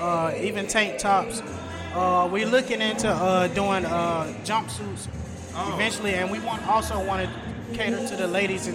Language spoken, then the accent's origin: English; Atlanta, Georgia, United States; Yeah, we're from the South Side. We actually went to Riverdale High School.